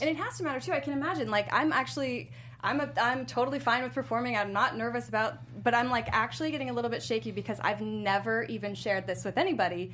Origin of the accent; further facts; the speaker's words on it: Chesterfield, Virginia, United States; I went to middle and high school in Chesterfield, Virginia.